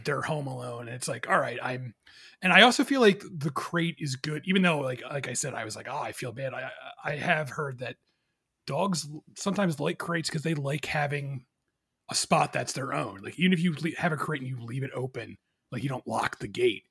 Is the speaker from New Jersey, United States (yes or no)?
yes; New Jersey, United States; also born or lived in Philadelphia, Pennsylvania; I moved from Philadelphia to New Jersey when I was a kid